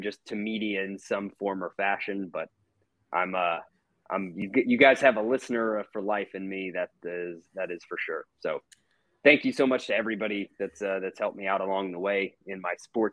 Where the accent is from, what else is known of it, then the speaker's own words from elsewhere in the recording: Atlanta, Georgia, United States; also born or lived in Jackson, Mississippi; I felt it growing up here. You know, I moved here when I was 3 years old, and I've been a sports fan here, especially a Braves fan ever since